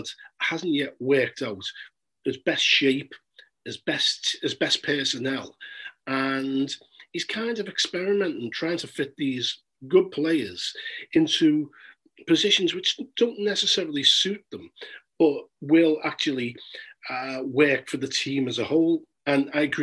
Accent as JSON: {"language": "English", "town": "Liverpool", "region": "North West England", "country": "United Kingdom", "moved": "yes", "lives_now": "London, United Kingdom", "said": "I'm from Liverpool myself"}